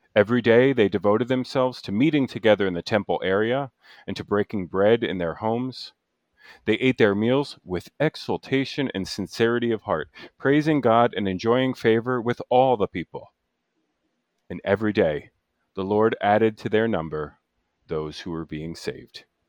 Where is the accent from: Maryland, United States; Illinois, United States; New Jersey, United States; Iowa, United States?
New Jersey, United States; now in Chicago, United States; I grew up in Central Jersey